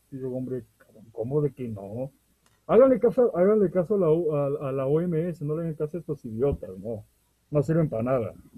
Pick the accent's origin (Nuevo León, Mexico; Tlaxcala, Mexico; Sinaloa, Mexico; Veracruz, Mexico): Veracruz, Mexico; somos del estado de Veracruz, en México